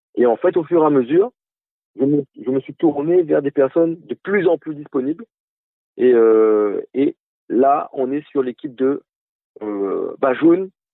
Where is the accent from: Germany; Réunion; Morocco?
Réunion; en tant que réunionnais